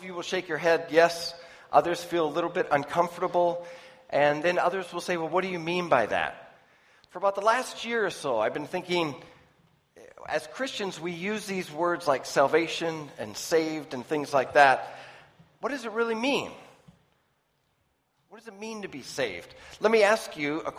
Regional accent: Minnesota, United States; I'm from the United States in Minnesota

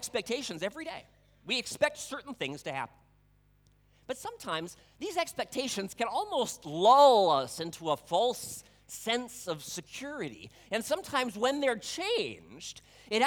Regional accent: Budapest, Hungary; moved away; I grew up in Hungary, the capital city of Budapest.

